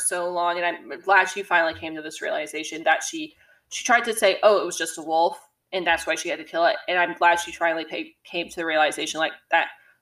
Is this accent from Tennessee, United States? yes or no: yes; Tennessee, United States; I'm from Tennessee. I'm around hunting all the time